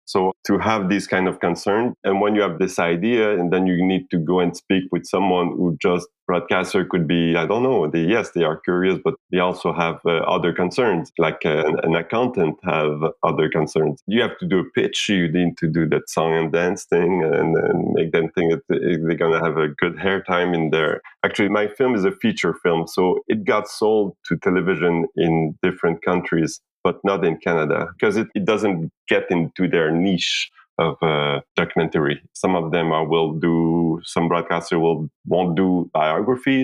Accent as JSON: {"language": "English", "country": "Haiti", "tie": "born or raised there", "said": "I was born in Haiti. I'm from Haiti"}